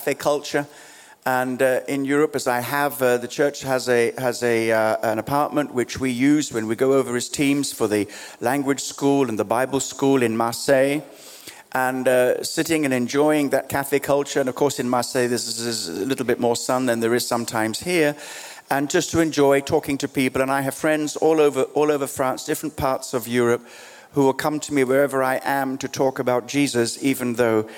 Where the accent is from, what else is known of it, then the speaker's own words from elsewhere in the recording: Australia; also born or lived in Kenya; now in London, United Kingdom; I was born in East Africa, grew up in Australia, spent life here in London